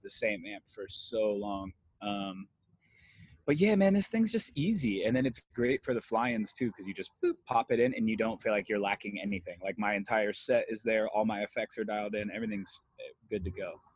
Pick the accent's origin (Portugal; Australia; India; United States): United States; Las Vegas, Nevada; moved away as an adult; now in La Habra, United States; I grew up in Las Vegas, Nevada, and um, I moved to LA when I was 20 years old